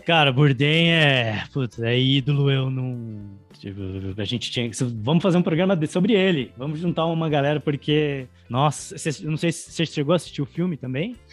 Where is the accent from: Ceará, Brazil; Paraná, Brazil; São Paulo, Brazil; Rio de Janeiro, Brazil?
São Paulo, Brazil; Eu sou de Ribeirão